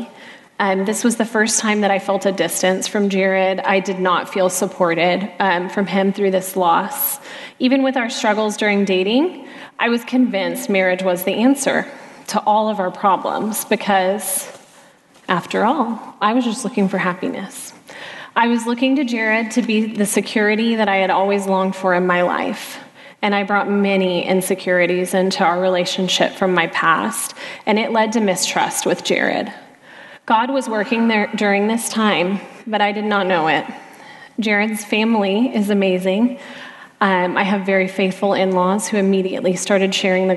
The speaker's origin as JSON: {"language": "English", "town": "Dallas", "region": "Texas", "country": "United States", "tie": "born or raised there", "said": "I was born and raised in Dallas"}